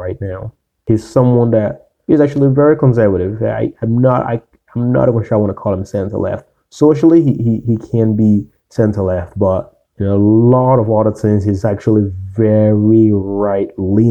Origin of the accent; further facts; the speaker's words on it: the South, United States; I grew up in the South